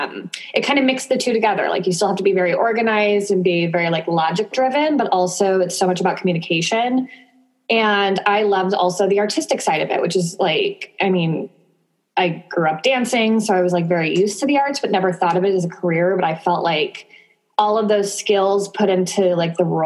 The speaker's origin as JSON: {"language": "English", "town": "Sacramento", "region": "California", "country": "United States", "moved": "as an adult", "lives_now": "San Diego, United States", "said": "I'm originally from Sacramento"}